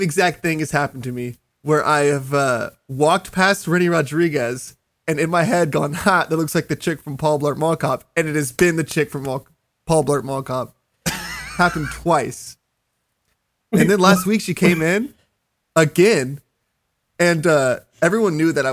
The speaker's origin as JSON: {"language": "English", "region": "Texas", "country": "United States", "said": "I was from Texas"}